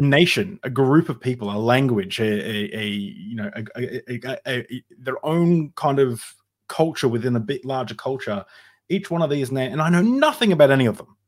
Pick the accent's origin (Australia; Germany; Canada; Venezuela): Australia; I'm, I'm, uh, born in Australia. Uh, you know, I, I grew up in Australia